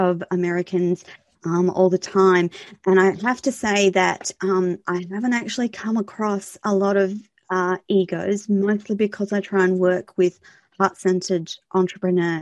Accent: Australia; I'm Australian

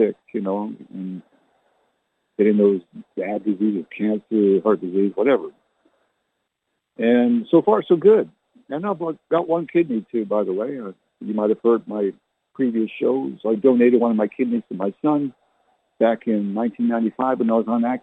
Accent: Canada; I never learned to speak like she did because I was born in Canada

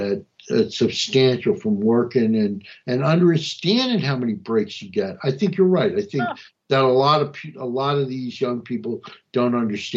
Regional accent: New Jersey, United States; also born or lived in Montgomery County, Maryland; I ran amok in Montgomery County, and I came from North New Jersey

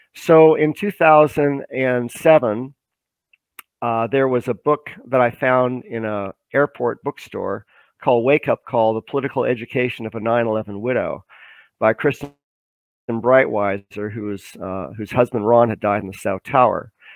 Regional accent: Canada; also born or lived in Vancouver; I'm a Canadian citizen. I live in Vancouver

